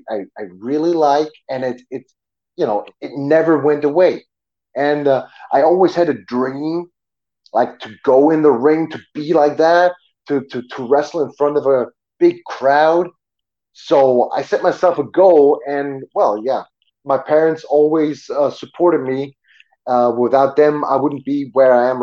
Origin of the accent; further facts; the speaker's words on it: Germany; English is a second language; I grew up in Germany, yes, but we had American neighbors